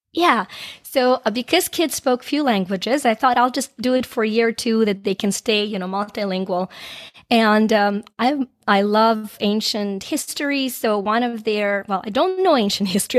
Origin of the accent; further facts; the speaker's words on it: Ukraine; moved away; I grew up in Ukraine back when it was a part of the Soviet Union. Um, I left shortly after it became independent.